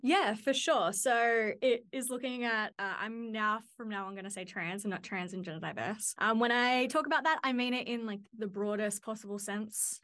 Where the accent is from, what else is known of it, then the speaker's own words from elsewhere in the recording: Central Coast, New South Wales, Australia; also born or lived in Newcastle, New South Wales; I grew up in on the Central Coast of New South Wales